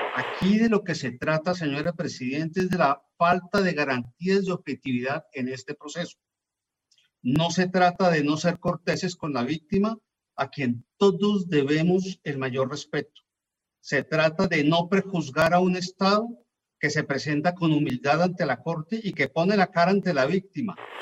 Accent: Colombia; como colombiano, como padre de dos hijas y como agente del Estado colombiano

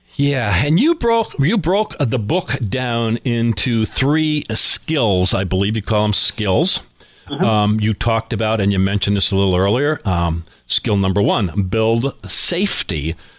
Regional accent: Scranton, Pennsylvania, United States; we are in my hometown of Scranton, Pennsylvania.

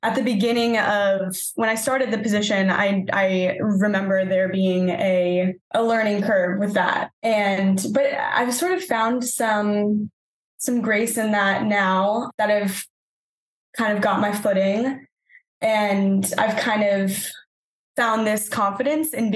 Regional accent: New England, United States; also born or lived in Los Angeles; now in Boston, United States; I'm from the New England area originally

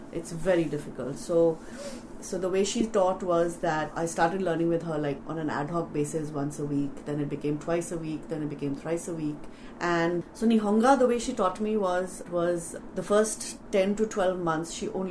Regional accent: Delhi, India; moved away; also born or lived in Mumbai; I was born in Bombay but brought up in Delhi. So I've lived in Delhi all my life, well, at least growing years

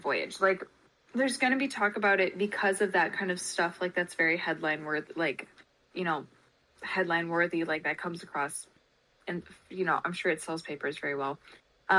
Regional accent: Canada; as a Canadian

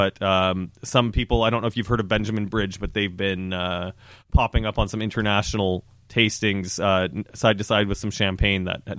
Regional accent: Canada; moved away as an adult; now in Ontario, Canada; I grew up in Western Canada, just north of North Dakota, so it's. I think a lot of similar industry, a lot of ranch land and farmland up there. And when I moved to Ontario in 2007

